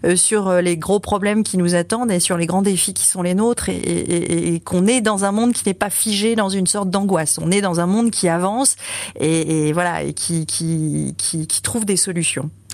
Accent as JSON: {"language": "French", "region": "Brittany", "country": "France", "also_born_or_lived": "Lille", "moved": "yes", "said": "ma région d'origine, la Bretagne"}